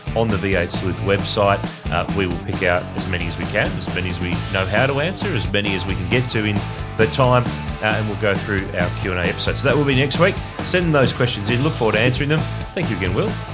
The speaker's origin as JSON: {"language": "English", "town": "Ballarat", "region": "Victoria", "country": "Australia", "tie": "born or raised there", "lives_now": "Melbourne, Australia", "said": "Ballarat, my hometown in regional Victoria. And I'm bringing another Ballarat boy with me"}